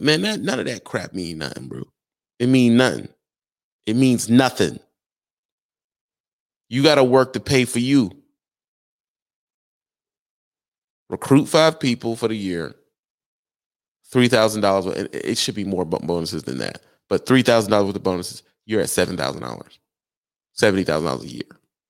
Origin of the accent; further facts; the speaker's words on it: Southern United States, United States; Yeah, most of y'all, I come from the South.